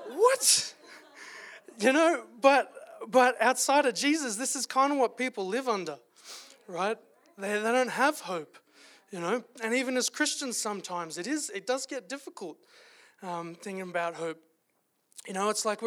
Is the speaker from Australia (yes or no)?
yes; Australia; moved away as an adult; now in Calgary, Canada; as you could tell from the accent, if I don't have a cold, I am from Australia originally